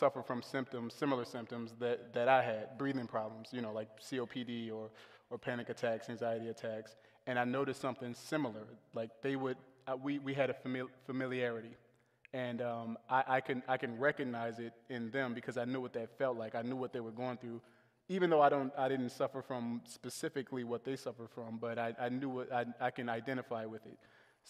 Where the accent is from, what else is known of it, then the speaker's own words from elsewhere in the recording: the South, United States; And I was raised in the South